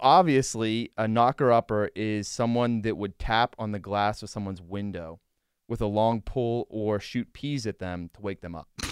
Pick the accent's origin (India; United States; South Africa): United States; Western Pennsylvania; growing up in Western P